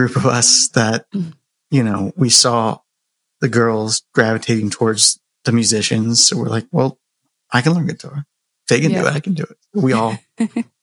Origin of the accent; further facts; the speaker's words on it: Clearwater, Florida, United States; I was born in Clearwater, Florida, and, you know, kind of not really a small town, not really rural, but beach town, and I grew up there